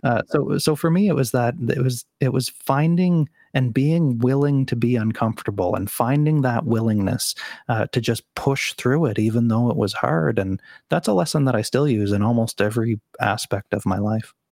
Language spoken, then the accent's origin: English; Sydney, Nova Scotia, Canada; moved away as an adult; my, uh, small hometown of Sydney, Nova Scotia